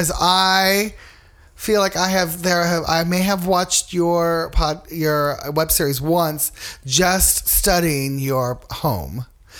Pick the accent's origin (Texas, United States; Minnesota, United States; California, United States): California, United States; Los Angeles; I grew up like in the Long Beach area. I actually grew up in Wilmington, California.